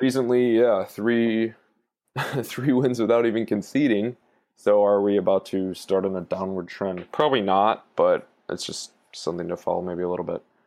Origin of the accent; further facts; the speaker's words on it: United States; I'm American